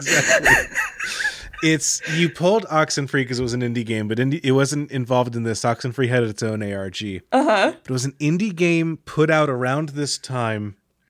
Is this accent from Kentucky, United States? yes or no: yes; Kentucky, United States; I remember us talking about Mammoth Cave because it's near my hometown. Relatively. People don't talk about Kentucky, so I claim the whole state.